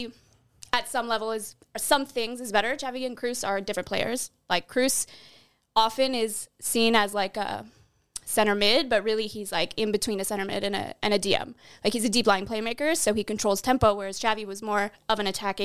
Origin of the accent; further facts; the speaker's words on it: Canada; I'm from Canada.